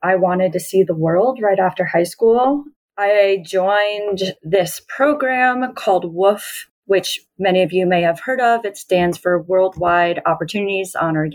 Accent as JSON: {"language": "English", "region": "New York", "country": "United States", "tie": "born or raised there", "moved": "as an adult", "lives_now": "Colorado, United States", "said": "I worked on some farms back in my home state of New York"}